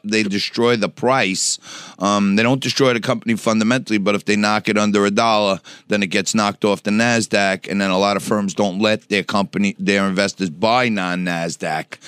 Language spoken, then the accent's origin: English; New York City, New York, United States; also born or lived in Staten Island; I grew up in Knickerbocker Village on the Lower East Side.